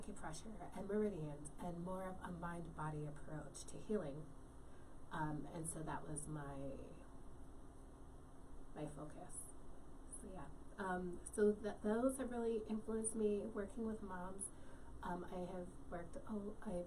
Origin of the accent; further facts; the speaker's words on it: New York, United States; growing up in New York